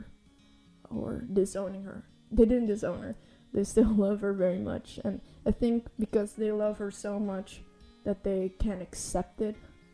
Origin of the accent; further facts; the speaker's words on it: Amsterdam, North Holland, Netherlands; I'm 18 years old and I'm from Amsterdam